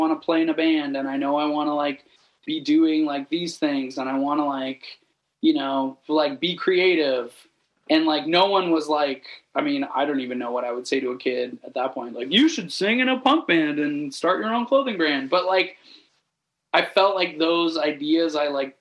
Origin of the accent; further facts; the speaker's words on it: a small town outside of Toronto, Ontario, Canada; a small town, like outside of Toronto